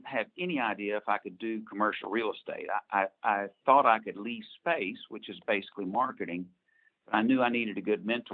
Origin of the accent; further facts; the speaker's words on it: Fort Smith, Arkansas, United States; also born or lived in Dallas, Texas; I was born in Dallas, but from 2 years on, Fort Smith years.